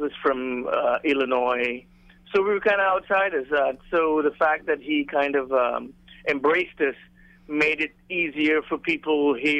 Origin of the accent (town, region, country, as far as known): Tobago, Trinidad & Tobago; moved away as an adult; also born or lived in Tennessee